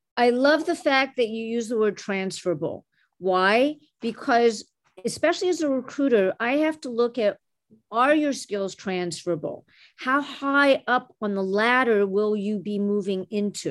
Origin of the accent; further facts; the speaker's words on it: Montreal, Quebec, Canada; first language French; English is a second language; now in Chicago, United States; Growing up in Canada, I was the daughter of immigrants who came from Egypt and Syria